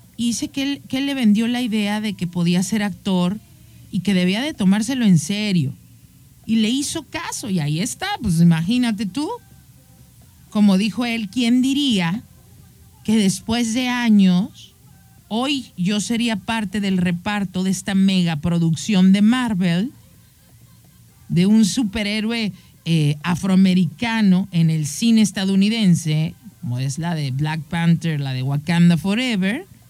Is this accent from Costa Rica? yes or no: no; Mexico; soy mexicana y nací aquí y amo mi cultura